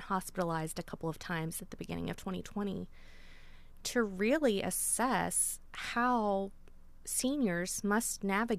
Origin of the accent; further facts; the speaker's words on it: Meigs County, Ohio, United States; also born or lived in Athens, Ohio; I'm from Meigs County